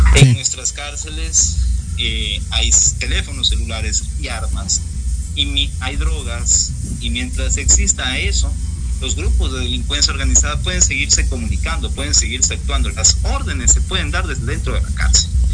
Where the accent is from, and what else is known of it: Ecuador